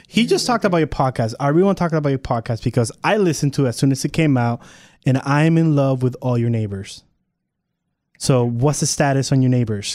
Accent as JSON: {"language": "English", "country": "Puerto Rico", "moved": "yes", "lives_now": "Texas, United States", "said": "not from Texas. I'm from Puerto Rico."}